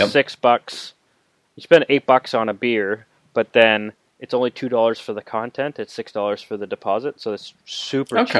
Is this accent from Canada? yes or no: yes; Calgary, Alberta, Canada; my hometown Calgary